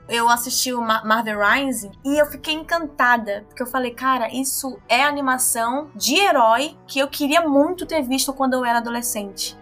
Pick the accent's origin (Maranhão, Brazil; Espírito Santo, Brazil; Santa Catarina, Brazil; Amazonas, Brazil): Amazonas, Brazil; Manaus; now in São Paulo, Brazil; quando eu tô aqui em São Paulo, né, obviamente, meu sotaque, cultura, jeito de falar, tudo, as pessoas identificam logo que eu não sou daqui, e quando eu tô em Manaus, os meus amigos já estão me chamando de paulista